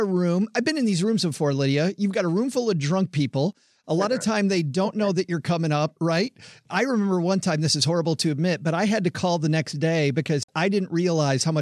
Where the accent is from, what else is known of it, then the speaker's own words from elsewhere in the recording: Southwest Michigan, United States; I'm from Southwest Michigan